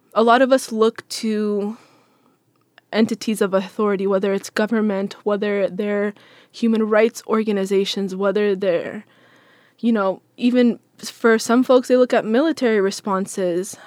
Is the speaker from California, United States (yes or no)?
no; Seattle, Washington, United States; I'm from Seattle, born and raised